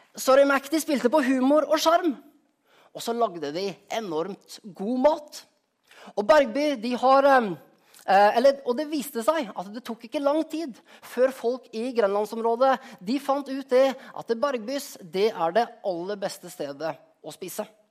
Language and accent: Norwegian; Skien, Telemark, Norway; moved away; also born or lived in Rogaland; hjemplassen min, av Skien.